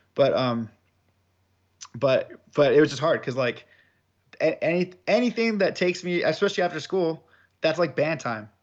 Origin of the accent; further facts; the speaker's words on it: Southern California, United States; I'm from Southern California.